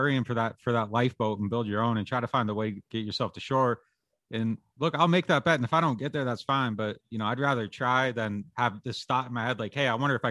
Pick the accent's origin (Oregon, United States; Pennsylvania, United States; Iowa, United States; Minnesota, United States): Pennsylvania, United States; now in New Orleans, United States; I'm from Pennsylvania